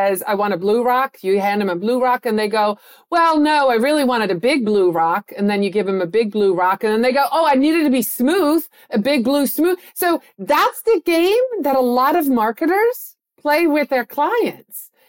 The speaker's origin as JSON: {"language": "English", "country": "Netherlands", "tie": "born or raised there", "moved": "yes", "said": "I was born and raised in the Netherlands"}